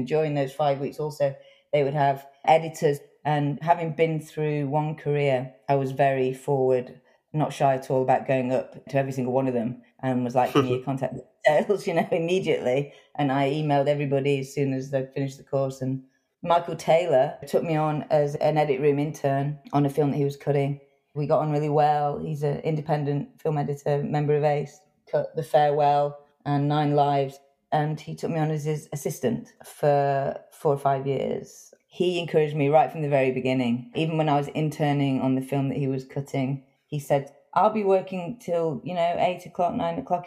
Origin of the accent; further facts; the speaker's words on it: England, United Kingdom; I grew up in England